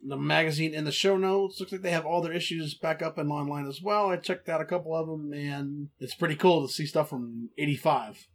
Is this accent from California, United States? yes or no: no; Texas, United States; I'm from Texas. We call it Coke